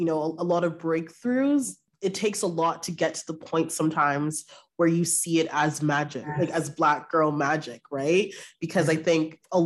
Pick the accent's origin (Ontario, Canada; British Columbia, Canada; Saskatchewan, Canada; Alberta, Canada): Ontario, Canada; Brampton; moved away as an adult; now in Toronto, Canada; I'm from Brampton. Yes. I've lived in Toronto for a few years now